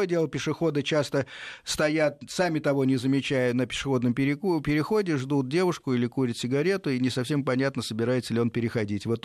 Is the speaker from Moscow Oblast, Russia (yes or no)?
yes; Podolsk, Moscow Oblast, Russia; я из Подмосковья, город Подольск.